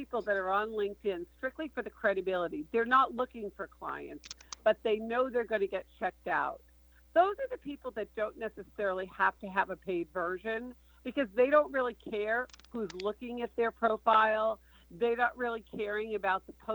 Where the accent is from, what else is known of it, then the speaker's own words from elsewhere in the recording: Boston, Massachusetts, United States; I'm from Boston